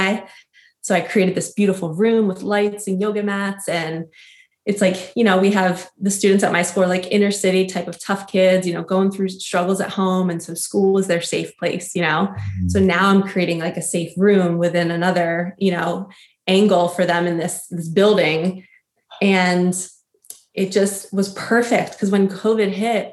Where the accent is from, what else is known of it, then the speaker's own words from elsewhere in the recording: New Jersey, United States; we grew up in New Jersey